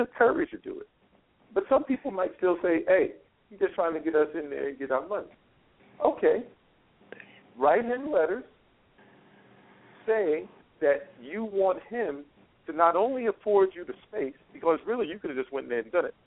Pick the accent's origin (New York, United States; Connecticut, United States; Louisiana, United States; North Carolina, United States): New York, United States; New York City; now in Las Vegas, United States; I'm from New York. Bed-Stuy